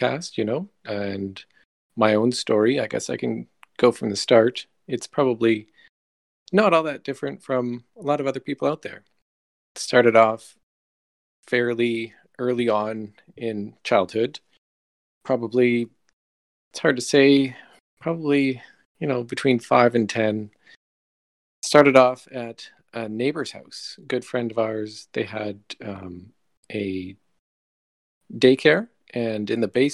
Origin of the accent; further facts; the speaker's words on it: Canada; accent: Canadian; So I'm from Canada, up north.